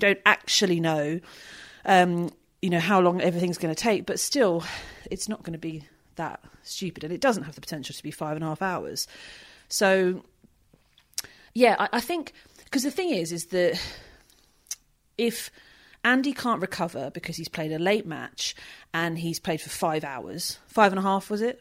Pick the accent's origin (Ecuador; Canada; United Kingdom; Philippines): United Kingdom; being British